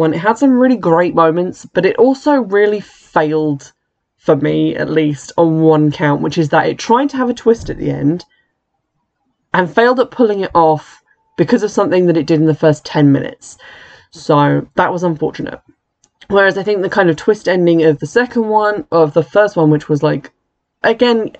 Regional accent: United Kingdom; as a British person

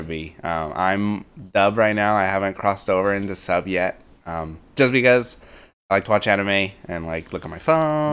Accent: United States; growing up as an American

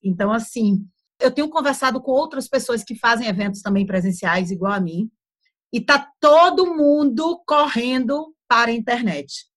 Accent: Brazil; moved away as an adult; now in Portugal; eu cresci na praia lá no Brasil.

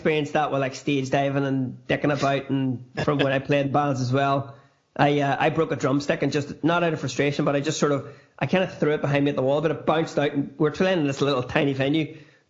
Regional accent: Newry, Northern Ireland, United Kingdom; I grew up in Newry

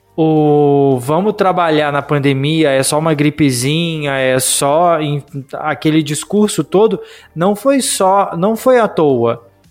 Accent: Juiz de Fora, Minas Gerais, Brazil; now in Alfenas, Brazil; eu fui para Juiz de Fora, para minha casa, para minha cidade natal

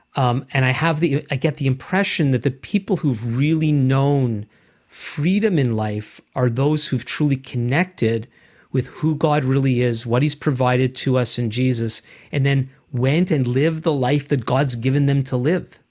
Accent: Montreal, Quebec, Canada; as a Jewish person myself, grew up in Montreal, mainly in a, in a in a Jewish world

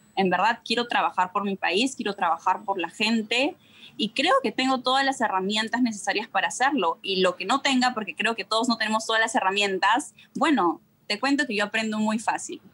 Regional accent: Peru; estoy hablando como sociedad peruana

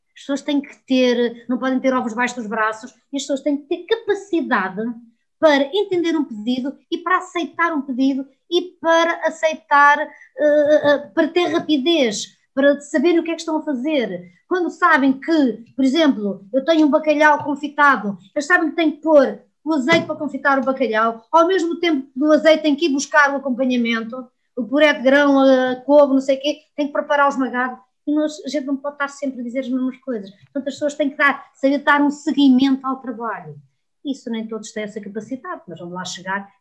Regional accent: Trás-os-Montes, Portugal; sou terra a terra, sou transmontana

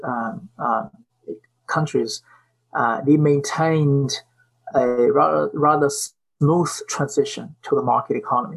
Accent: China; moved away; when I was growing up in China.

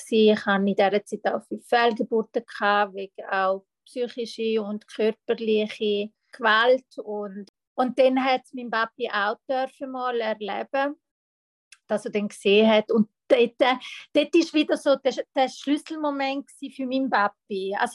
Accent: Italy; German is a second language; ich {S1} bin Italienerin. Bei uns in Italien ist es so, äh, die Frau darf gewisse Sachen nicht und muss ihren Platz sein

